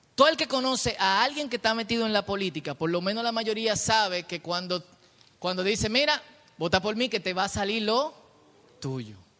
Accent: Dominican Republic; yo soy el pueblo dominicano

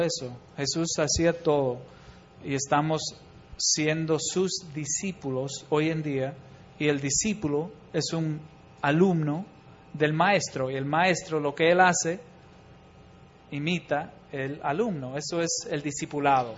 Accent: Chicago, Illinois, United States; moved away as an adult; also born or lived in Bolivia; yo soy de Chicago

